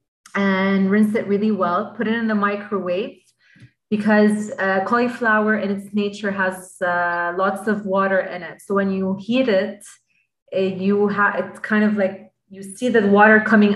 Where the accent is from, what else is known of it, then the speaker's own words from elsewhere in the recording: Lebanon; I'm purely Lebanese. I'm from Lebanon.